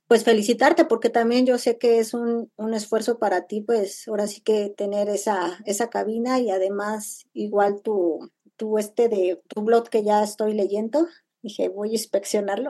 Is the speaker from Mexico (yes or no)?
yes; Nezahualcóyotl, State of Mexico, Mexico; yo soy de Nesa